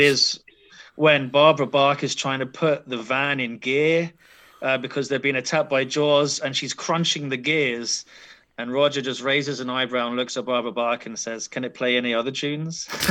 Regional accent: London, United Kingdom; As a Londoner

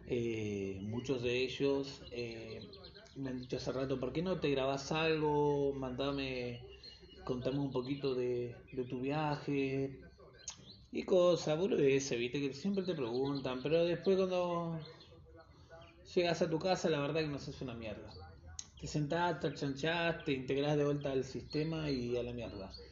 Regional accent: Quilmes, Buenos Aires Province, Argentina; now in Buenos Aires, Argentina; Eh, les cuento que soy de Quilmes, zona sur, para toda la gente que conoce.

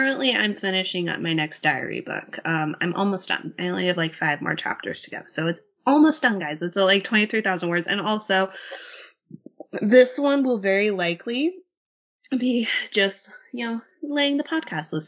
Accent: Utah, United States; moved away; I grew up in Utah

